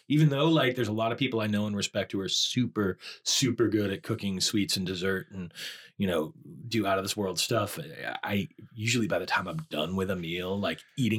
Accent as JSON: {"language": "English", "area": "outside of Boston", "region": "Massachusetts", "country": "United States", "tie": "born or raised there", "said": "I grew up outside of Boston."}